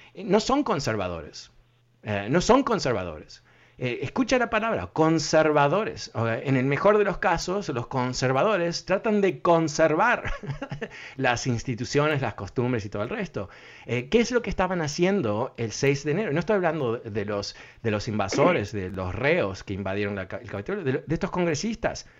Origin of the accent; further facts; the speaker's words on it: Uruguay; yo soy uruguayo